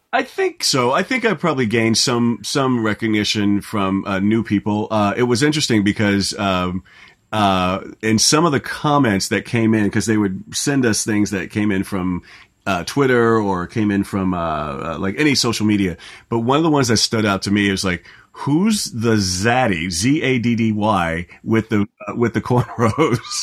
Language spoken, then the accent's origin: English; Orlando, Florida, United States; moved away; I grew up in Orlando